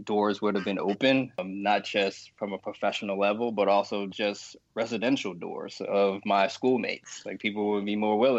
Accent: Baltimore, Maryland, United States; I was born and raised in Baltimore in a single parent household.

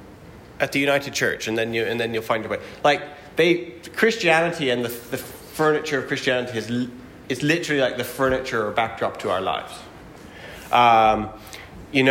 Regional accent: Alberta, Canada; I grew up in Bible Belt, Alberta

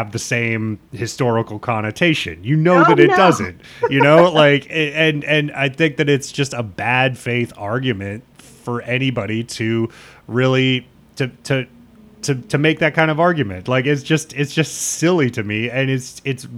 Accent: Nebraska, United States; growing up in Nebraska

